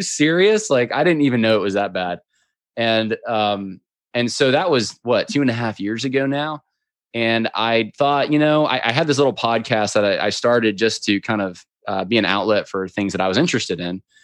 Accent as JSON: {"language": "English", "region": "upstate New York", "country": "United States", "tie": "born or raised there", "moved": "yes", "lives_now": "Virginia, United States", "said": "I grew up in upstate New York"}